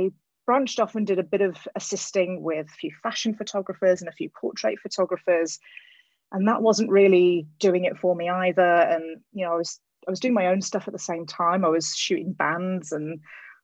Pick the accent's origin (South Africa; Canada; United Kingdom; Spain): United Kingdom; England; moved away as an adult; now in California, United States; I grew up in England